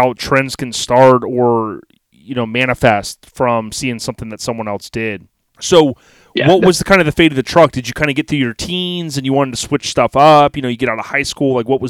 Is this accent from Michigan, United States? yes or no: no; Land O' Lakes, Florida, United States; I grew up in Lando Lakes, Florida, right, like the butter